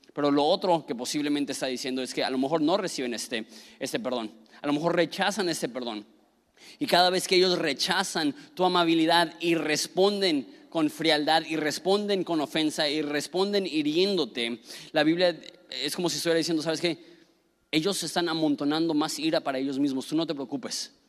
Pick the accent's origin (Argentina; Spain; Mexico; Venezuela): Mexico; northern Mexico; también soy enojón, norteño